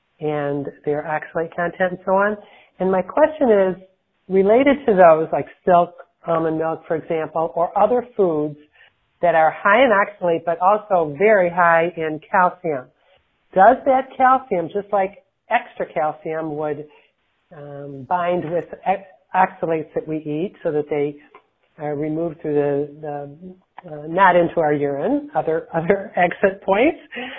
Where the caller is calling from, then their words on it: Detroit, Michigan, United States; I'm calling from the Detroit area in Michigan